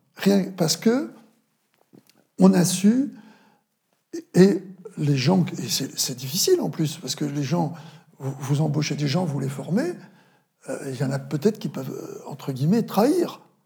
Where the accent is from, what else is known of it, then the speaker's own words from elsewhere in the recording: Vendée, Pays de la Loire, France; also born or lived in Paris; j'accompagnais ma, famille chez moi en Vendée